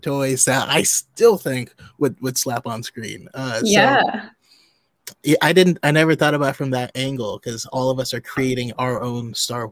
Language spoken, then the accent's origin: English; Northern California, United States; I'm from Northern California, spent a lot of time up in Tahoe